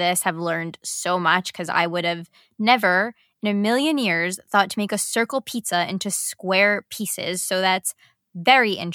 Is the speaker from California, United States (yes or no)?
no; New York, United States; as a New Yorker